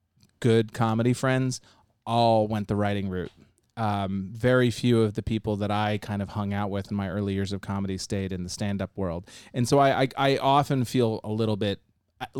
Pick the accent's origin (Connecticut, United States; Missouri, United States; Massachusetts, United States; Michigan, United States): Massachusetts, United States; I grew up in Massachusetts.